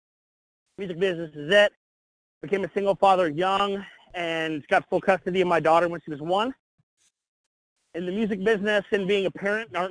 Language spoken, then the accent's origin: English; Salt Lake City, Utah, United States; I was born and raised in Salt Lake City, Utah